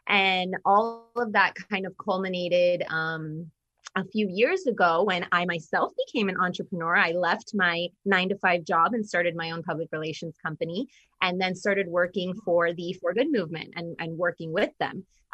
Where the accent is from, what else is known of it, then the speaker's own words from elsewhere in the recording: Florida, United States; also born or lived in Orlando, Florida; I'm a born and raised Floridian.